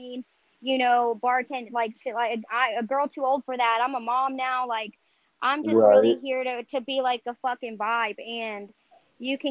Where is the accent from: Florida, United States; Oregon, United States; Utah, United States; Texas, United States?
Texas, United States; North Richland Hills; I was born and raised in North Richland Hills